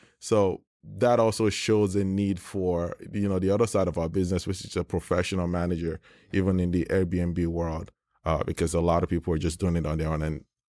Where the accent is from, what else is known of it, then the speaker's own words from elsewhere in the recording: Florida, United States; I grew up in Florida